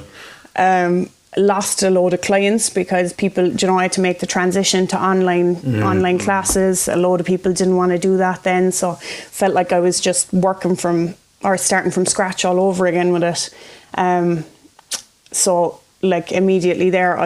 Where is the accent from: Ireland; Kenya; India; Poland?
Ireland; Cork, Munster; moved away as an adult; also born or lived in Belfast; a girl who was born and raised in Cork